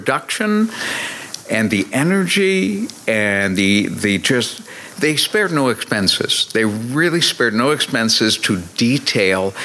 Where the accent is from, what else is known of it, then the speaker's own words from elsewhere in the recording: Boston, Massachusetts, United States; moved away as an adult; also born or lived in Atlanta, Georgia; I was born and raised in the Boston area